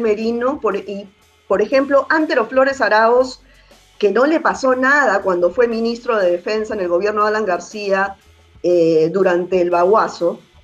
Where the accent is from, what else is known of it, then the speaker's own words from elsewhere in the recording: Peru; yo como ciudadana peruana